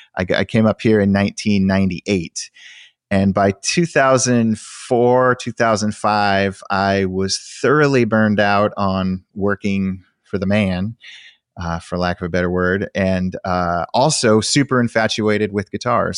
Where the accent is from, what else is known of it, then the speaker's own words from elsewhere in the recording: outside of Sacramento, Northern California, United States; I grew up in Northern California in, uh, outside of Sacramento